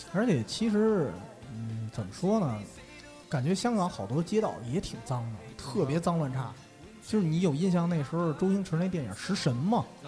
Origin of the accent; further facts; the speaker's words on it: northern China, China; 我作为北方人